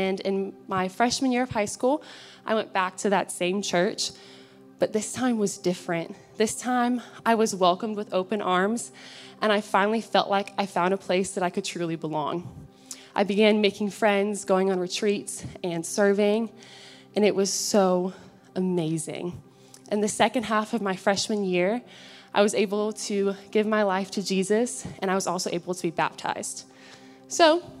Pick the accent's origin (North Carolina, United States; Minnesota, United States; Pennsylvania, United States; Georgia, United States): Georgia, United States; Alpharetta; I grew up in Alpharetta, Georgia, with my three siblings and both of my parents.